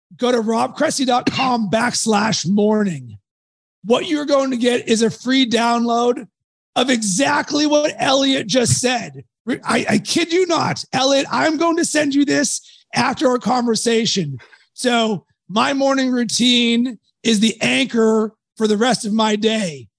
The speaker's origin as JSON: {"language": "English", "town": "Pittsburgh", "region": "Pennsylvania", "country": "United States", "tie": "born or raised there", "said": "I was raised in Pittsburgh"}